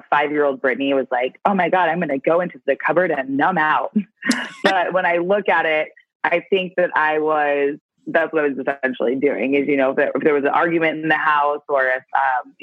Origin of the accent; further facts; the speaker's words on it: San Clemente, California, United States; also born or lived in Canyon Lake, California; now in Santa Monica, United States; I grew up in San Clemente. And in San Clemente, California, so Orange County kid